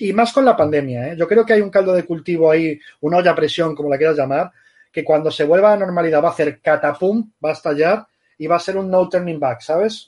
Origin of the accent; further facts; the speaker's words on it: Galicia, Spain; now in Barcelona, Spain; yo soy gallego